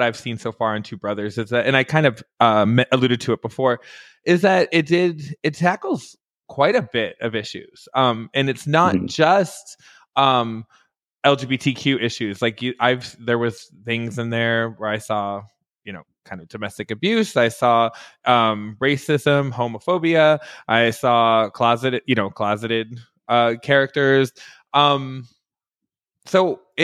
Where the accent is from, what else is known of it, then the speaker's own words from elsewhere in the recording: Detroit, Michigan, United States; I grew up right outside of Detroit, Michigan